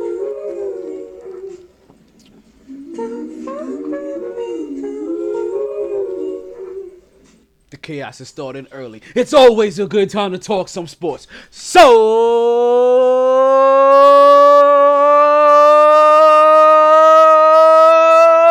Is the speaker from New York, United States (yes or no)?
yes; New York, United States; We're both from New York